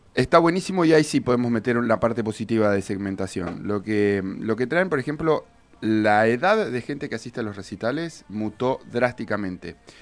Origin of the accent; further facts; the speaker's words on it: Bahía Blanca, Buenos Aires Province, Argentina; vengo de Bahía, donde no somos tantos